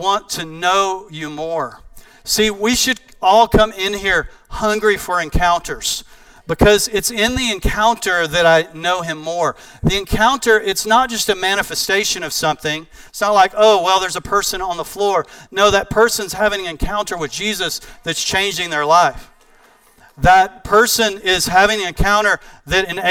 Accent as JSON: {"language": "English", "region": "East Texas", "country": "United States", "said": "I'm from East Texas"}